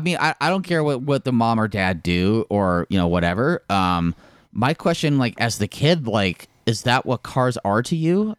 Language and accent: English; Park City, Utah, United States; I also say I'm from Park City a lot